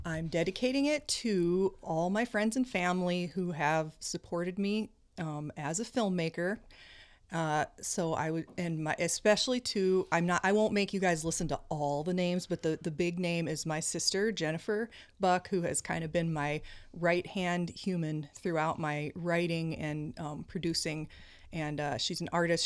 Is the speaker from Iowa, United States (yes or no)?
yes; Iowa, United States; moved away as an adult; also born or lived in Marion, Iowa / Cedar Rapids, Iowa; now in Minnesota, United States; I grew up in Iowa